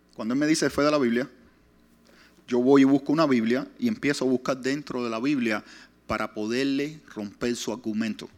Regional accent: Pinar del Río, Cuba; also born or lived in Hialeah, Florida; now in West Palm Beach, United States; son del lugar que yo salí, Pinar de Río

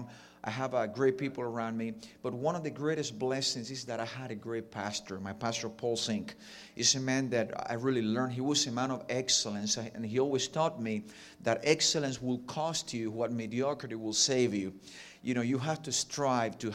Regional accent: Cuba; accent: Ricky Ricardo; first language Spanish; English is a second language; also born or lived in Jacksonville, United States; now in Miami, United States; I have a little bit of a Ricky Ricardo accent because I was born and raised in Cuba

